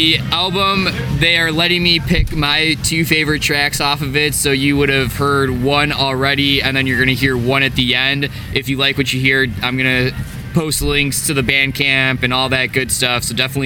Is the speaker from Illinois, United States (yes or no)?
yes; Chicago, Illinois, United States; I'm from Chicago